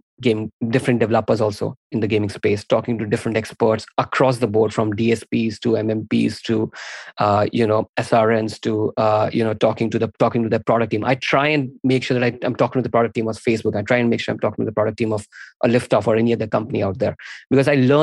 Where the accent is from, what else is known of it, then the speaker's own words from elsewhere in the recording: India; I'm an Indian dude